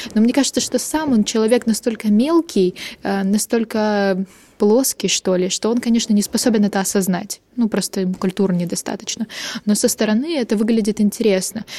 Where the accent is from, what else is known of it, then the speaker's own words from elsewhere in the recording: Ukraine; я из Украины.